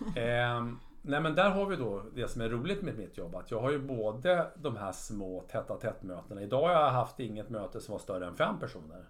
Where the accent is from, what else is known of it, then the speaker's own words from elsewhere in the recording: Sweden; Jag är uppväxt i i Sverige